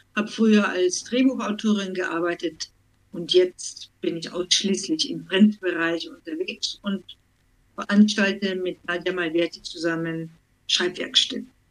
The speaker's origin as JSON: {"language": "German", "region": "Vienna", "country": "Austria", "tie": "born or raised there", "also_born_or_lived": "Schleswig-Holstein", "moved": "yes", "lives_now": "Germany", "said": "stamme ursprünglich aus Wien, lebe schon viele, viele Jahre in Deutschland"}